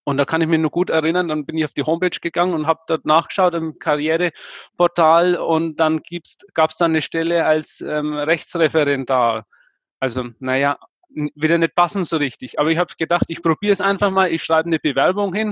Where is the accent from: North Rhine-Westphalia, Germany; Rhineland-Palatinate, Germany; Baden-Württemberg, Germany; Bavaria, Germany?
Bavaria, Germany; Nuremberg; Ich war jetzt, bin jetzt eher heimatverbunden. Wie gesagt, deswegen, ich komme aus Nürnberg. Ähm, Hof sind 150 Kilometer entfernt.